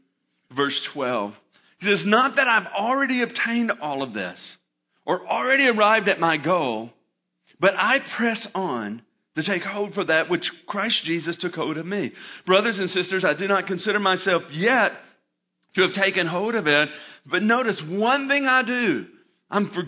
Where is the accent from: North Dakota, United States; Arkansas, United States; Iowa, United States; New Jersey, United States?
Arkansas, United States; moved away as an adult; grew up in Arkansas